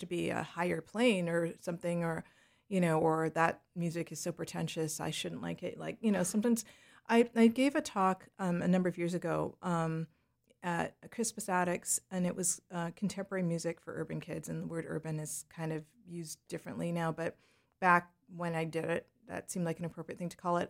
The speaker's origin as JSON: {"language": "English", "town": "Leduc", "region": "Alberta", "country": "Canada", "tie": "born or raised there", "also_born_or_lived": "Jamaica / Toronto / New York", "moved": "as an adult", "said": "growing up in Western Canada"}